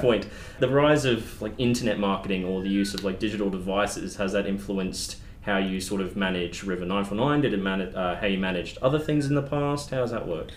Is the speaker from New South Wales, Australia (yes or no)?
no; Boonah, Queensland, Australia; my hometown of Boona